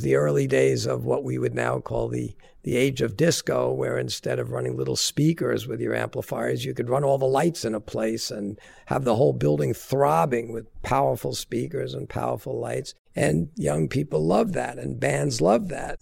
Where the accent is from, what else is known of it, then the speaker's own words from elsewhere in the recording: Long Island, New York, United States; I grew up down on Long Island.